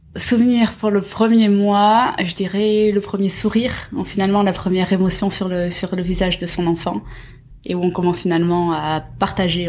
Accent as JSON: {"language": "French", "region": "Basque Country", "country": "France", "tie": "born or raised there", "also_born_or_lived": "Asia", "moved": "yes", "lives_now": "Paris, France", "said": "Je suis originaire du Pays Basque"}